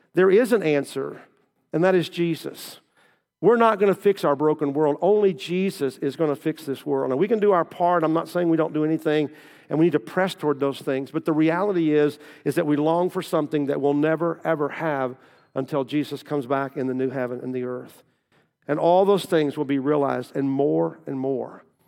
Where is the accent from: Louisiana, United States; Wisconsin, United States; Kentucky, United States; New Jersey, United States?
Kentucky, United States; moved away as an adult; also born or lived in Southern Indiana / Versailles; I grew up in Kentucky